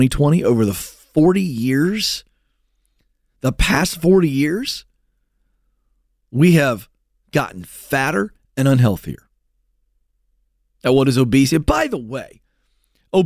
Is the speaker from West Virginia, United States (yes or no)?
yes; West Virginia, United States; I was born in West Virginia